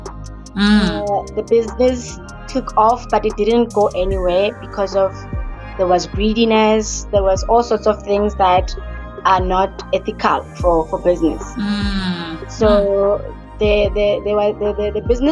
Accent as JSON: {"language": "English", "town": "Rustenburg", "region": "North West", "country": "South Africa", "tie": "born or raised there", "also_born_or_lived": "Hebron, Pretoria", "said": "I am from Hebron. It's a location in Pretoria. I grew up in Rustenburg"}